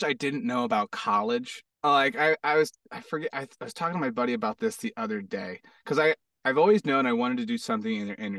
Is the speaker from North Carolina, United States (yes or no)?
no; Hawaii, United States; also born or lived in Florida / Arizona; now in Los Angeles, United States; I moved to Hawaii. Then I moved to Hawaii. Lived in Hawaii for like 8 years.